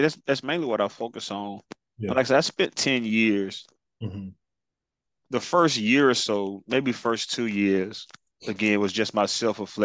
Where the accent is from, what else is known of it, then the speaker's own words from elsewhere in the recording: Spartanburg, South Carolina, United States; I'm from South Carolina, specifically Spartanburg, South Carolina.